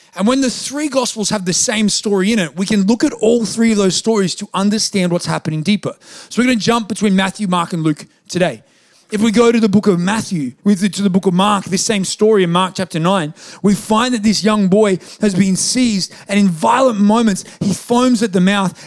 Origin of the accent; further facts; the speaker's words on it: Australia; I'm Australian